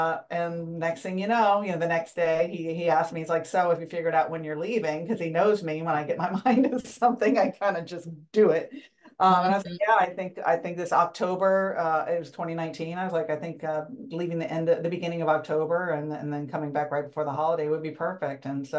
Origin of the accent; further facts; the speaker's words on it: Springfield, United States; I said I grew up in Springfield since I was 9, but before that I lived in 8 places before the age